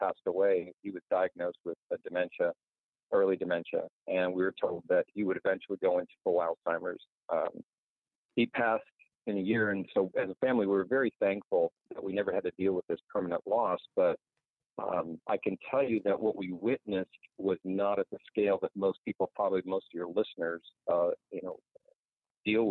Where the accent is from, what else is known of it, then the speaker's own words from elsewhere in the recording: Roseville, California, United States; Olive Ranch Road is a road I grew up in Roseville, California in the 60s